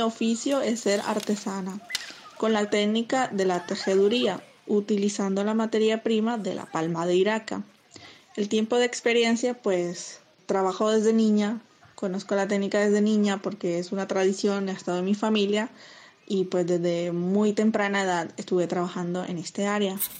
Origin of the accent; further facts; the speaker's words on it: Usiacurí, Atlántico, Colombia; Vivo y soy del municipio de Usiacurí, Atlántico